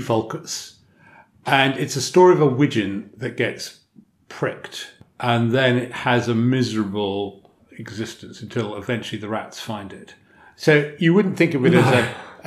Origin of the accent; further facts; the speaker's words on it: Devon, South West England, United Kingdom; when I grew up in Devon, the fact that I went and walked out my door with a gun over my slip to go wildfowling didn't attract comment.